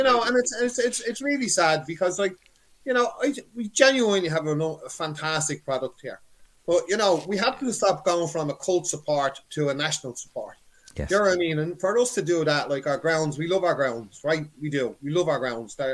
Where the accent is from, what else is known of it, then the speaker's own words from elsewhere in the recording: Dublin, Leinster, Ireland; I'm originally from Cabra.